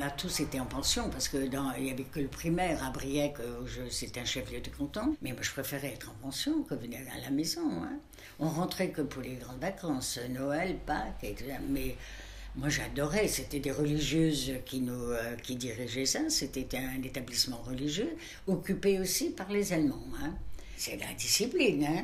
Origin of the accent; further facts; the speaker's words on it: Brittany, France; moved away as an adult; j'ai quitté la Bretagne à 26 ans.